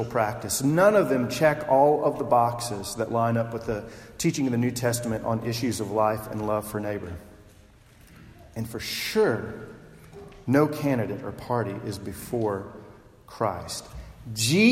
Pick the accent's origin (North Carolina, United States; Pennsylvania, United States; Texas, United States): Texas, United States; I'm from Texas. My grandfather's from Texas. I grew up there.